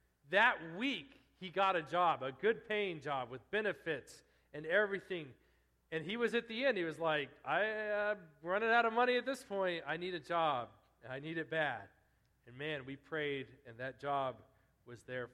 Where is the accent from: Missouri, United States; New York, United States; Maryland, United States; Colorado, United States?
Colorado, United States; eastern; moved away as an adult; I'm out in the middle of nowhere in eastern Colorado now